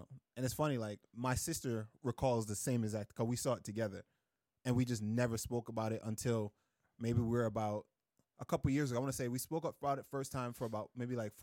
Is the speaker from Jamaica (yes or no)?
yes; Jamaica; moved away; also born or lived in Queens, New York; I was visiting them from Jamaica in the summer